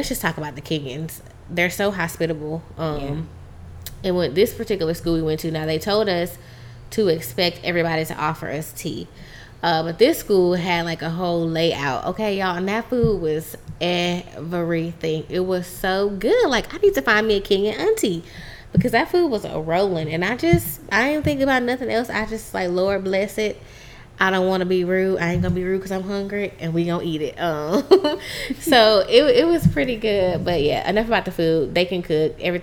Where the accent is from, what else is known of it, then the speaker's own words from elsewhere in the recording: United States; as an American